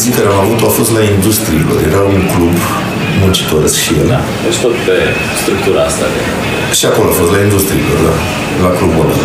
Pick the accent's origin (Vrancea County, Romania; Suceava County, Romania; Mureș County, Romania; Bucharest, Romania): Bucharest, Romania; noi suntem din Sărăgean